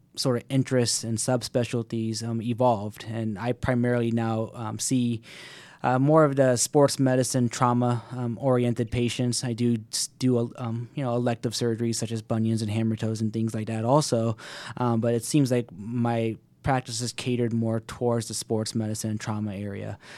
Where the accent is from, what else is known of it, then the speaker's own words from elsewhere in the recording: Alpharetta, Georgia, United States; moved away as an adult; also born or lived in Miami / Washington, D.C. area; moved right back to my hometown of Alpharetta